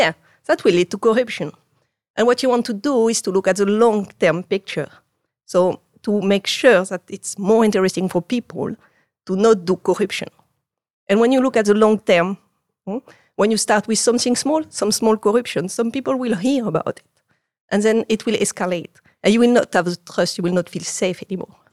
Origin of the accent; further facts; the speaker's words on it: Marseille, Provence-Alpes-Côte d'Azur, France; English is a second language; moved away as an adult; now in Netherlands; I grew up in Marseille.